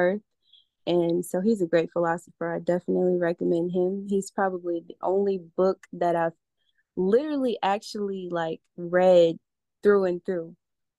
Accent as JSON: {"language": "English", "town": "Atlanta", "region": "Georgia", "country": "United States", "tie": "born or raised there", "also_born_or_lived": "Alabama / North Carolina", "moved": "as an adult", "lives_now": "Costa Rica", "said": "I was raised in Atlanta and I grew up a Muslim."}